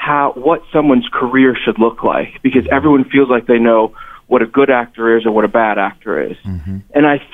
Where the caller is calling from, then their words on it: Missouri, United States; calling from Missouri.